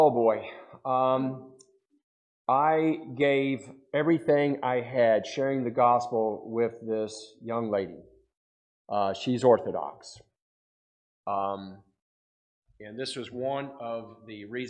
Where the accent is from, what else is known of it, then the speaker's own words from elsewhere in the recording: United States; I'm an American.